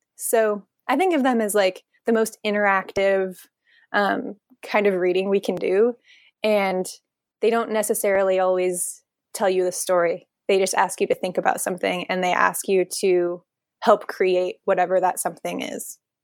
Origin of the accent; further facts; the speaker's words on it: Nebraska, United States; moved away as an adult; also born or lived in Omaha, Nebraska; now in Portland, United States; I'm a Nebraskan native. I grew up there in a really small town of a thousand people and went to college in Omaha